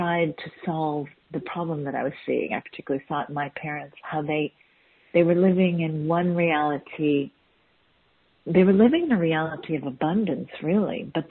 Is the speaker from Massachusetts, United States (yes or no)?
yes; Boston, Massachusetts, United States; also born or lived in Chicago; I was born in Boston, Massachusetts, in the U.S.